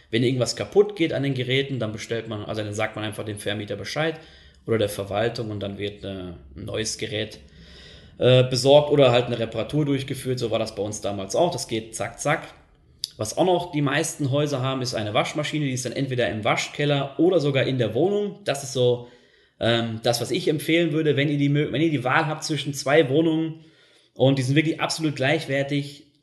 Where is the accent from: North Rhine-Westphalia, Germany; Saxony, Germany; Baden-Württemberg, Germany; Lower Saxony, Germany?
North Rhine-Westphalia, Germany; Also ich komme ja ursprünglich aus NRW und äh, ja, für mich war das dann schon heftig, als ich hergekommen bin und die Mietpreise gesehen habe.